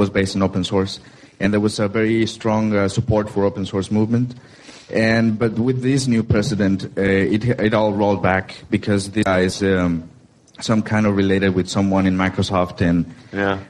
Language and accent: English; Mexico; I'm from Mexico and I'm involved in the Mexican community